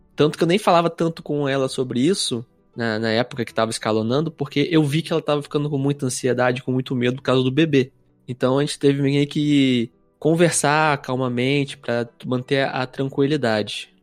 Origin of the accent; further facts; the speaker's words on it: interior of Rio de Janeiro state, Brazil; now in Curitiba, Brazil; sou natural do interior do Rio